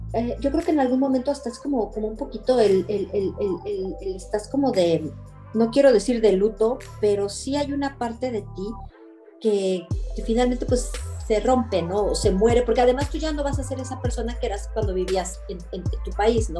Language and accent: Spanish; Mexico; born or raised there; moved away as an adult; now in Belgium